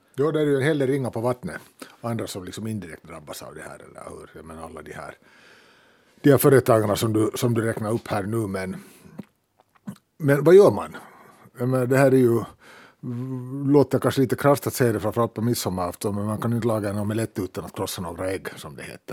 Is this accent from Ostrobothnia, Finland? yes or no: no; Helsinki, Uusimaa, Finland; vi är ju båda från södra Helsingfors